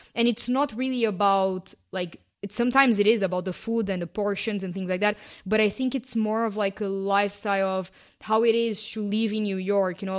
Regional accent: Brazil; first language Portuguese; English is a second language; moved away as an adult; also born or lived in Canada / London / Paris / Australia; I have lived outside of my home country, which is Brazil

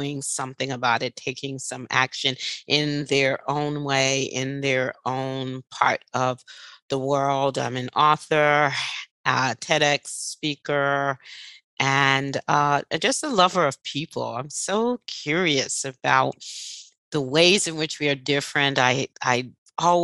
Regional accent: New York City, New York, United States

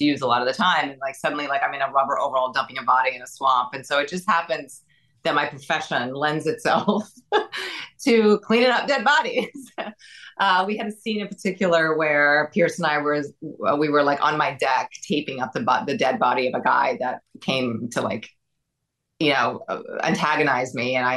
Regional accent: Brazil; I'm from Brazil.

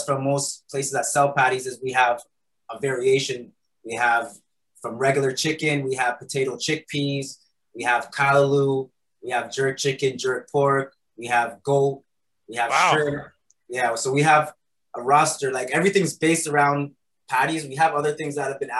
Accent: Toronto, Ontario, Canada; moved away; also born or lived in Kitchener, Ontario; I was born in Toronto. I ended up coming to Kitchener with my grandmother.

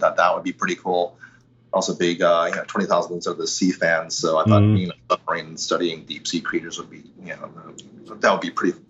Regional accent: East Windsor, New Jersey, United States; also born or lived in Ridgefield; I was born in Ridgefield, New Jersey, which I think is closer to New York, but we wound up East Windsor, which it's very classically suburban.

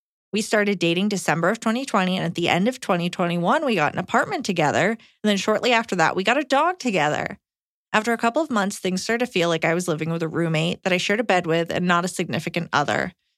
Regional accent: Long Island, New York, United States; Iliza was right about me being from the Northeast. I'm from Long Island.

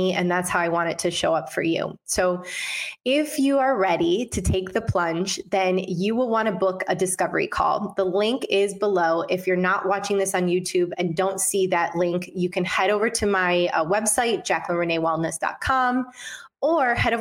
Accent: Detroit, Michigan, United States; moved away; also born or lived in Los Angeles; My hometown, Detroit, Michigan

